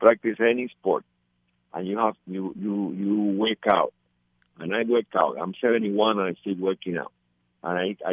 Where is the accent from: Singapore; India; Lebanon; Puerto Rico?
Puerto Rico; It's not like in Puerto Rico that we have a gym in every municipality